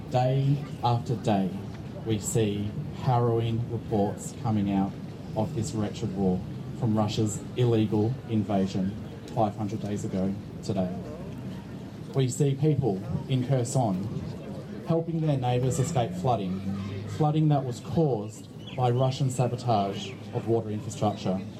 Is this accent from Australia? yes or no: yes; Australia; As an Australian living in what is such a safe country, it is unfathomable inconceivable how this could happen.